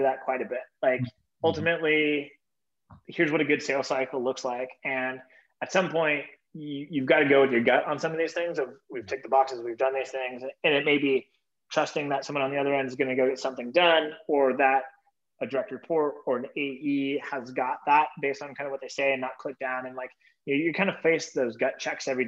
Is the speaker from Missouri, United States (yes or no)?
no; Bay Area, California, United States; I was born and raised in the Bay Area